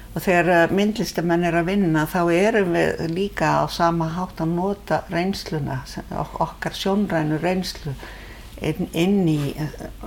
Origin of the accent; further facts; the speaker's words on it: Reykjavík, Capital Region, Iceland; also born or lived in Ísafjarðardjúp; Ég er alveg upp í Reykjavík